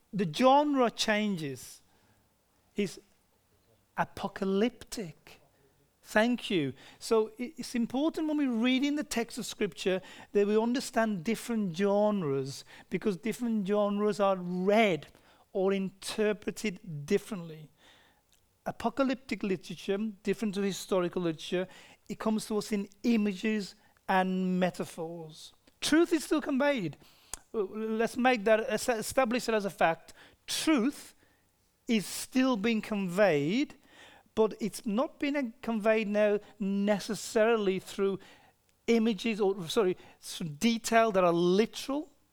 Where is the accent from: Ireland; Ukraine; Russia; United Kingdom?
United Kingdom; moved away; I'm from Britain